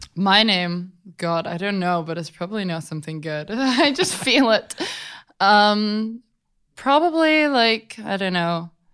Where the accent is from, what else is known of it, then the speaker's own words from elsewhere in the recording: London, United Kingdom; I was raised in London by my mom and my grandma